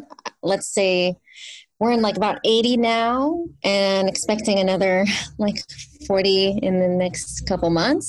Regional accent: San Jose, California, United States; I grew up in South San Jose, and it was just 20 minutes north of Gilroy

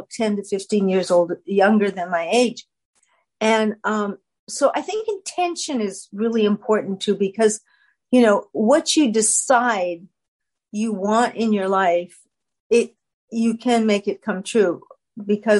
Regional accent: Canada; I'm a Canadian

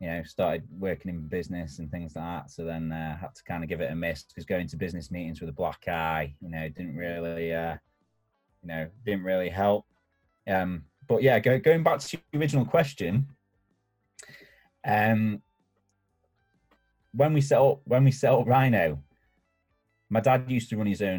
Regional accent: Warrington, North West England, United Kingdom; My dad was from Leeds and I grew up in Warrington

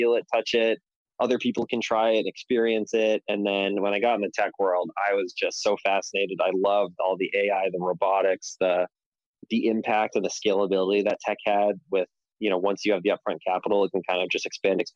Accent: Boston, Massachusetts, United States; growing up in Boston, I caddied a lot

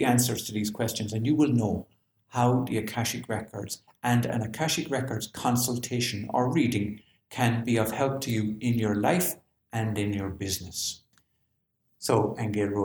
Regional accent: Ireland; the Irishman

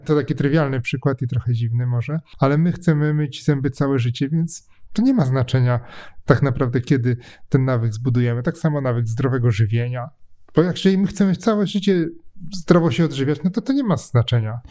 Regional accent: Poznań, Greater Poland, Poland; jestem z Poznania, jestem trochę sknerą, taką poznańską

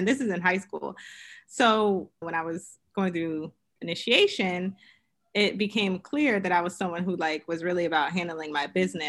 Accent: Queens, New York, United States; also born or lived in Pennsylvania; So originally I am from Queens, New York. So I am a New York girl, but I moved around quite a bit for my father's profession.

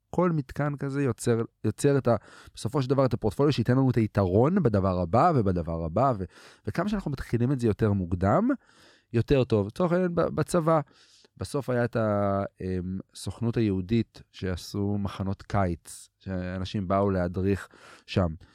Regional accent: Katzrin, Northern District, Israel; גם גדלתי בקצרין, גדלתי אה, בפריפריה, שזו הייתה ילדות מדהימה

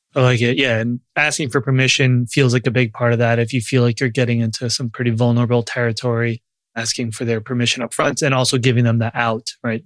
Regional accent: Long Island, New York, United States; I grew up Jewish. I struggled a lot with it in a town that was, had a ton of Jews in Long Island and New York

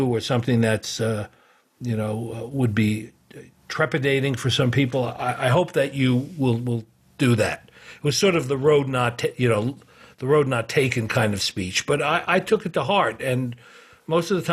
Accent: New York City, New York, United States; moved away as an adult; also born or lived in Ohio / Moscow, Russia; from being born in Bronx Hospital in New York City. But I grew up in New York

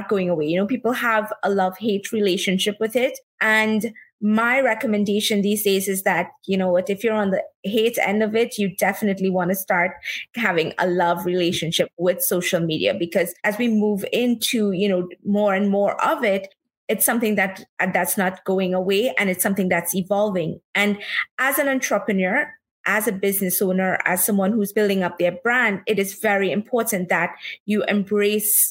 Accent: Trinidad & Tobago; moved away as an adult; now in New York, United States; I am originally from Trinidad and Tobago. I was born and brought up there. And I've been living in New York now for the past 16 plus years.

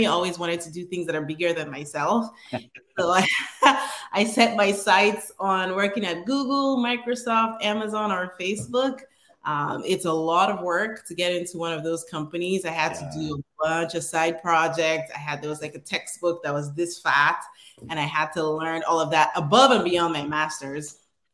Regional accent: Northern Nigeria, Nigeria; moved away as an adult; now in United States; I was born and raised in Nigeria. I came to the US in 2010. I lived in the northern part of Nigeria

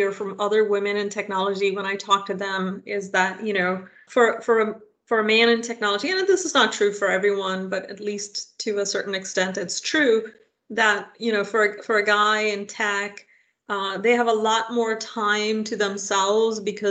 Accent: India; now in United States; I am of Indian origin. I grew up in India

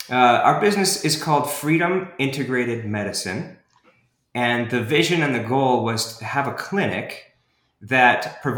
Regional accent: Houston, Texas, United States; also born or lived in Washington, D.C. / Idaho; now in Provo, United States; And so I was born in Washington, D.C., and then when he retired, we moved out west. And so that meant Idaho for about 8 years, and then Houston for all my high school years. So I actually claim that I'm from Houston

